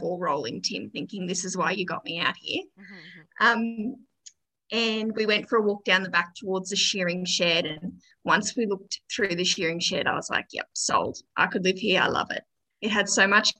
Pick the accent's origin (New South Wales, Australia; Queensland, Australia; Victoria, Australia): Queensland, Australia; Gold Coast; born or raised there; moved away as an adult; now in Orange, Australia